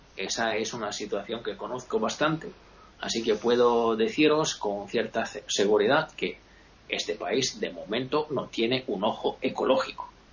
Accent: Italy; Yo me considero un italiano medio, medio bajo

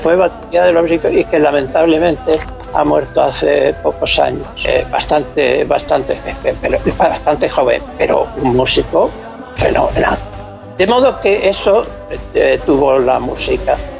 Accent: Extremadura, Spain; moved away; also born or lived in Alcalá de Henares; yo he ido toda la vida a mi tierra, a mi casa

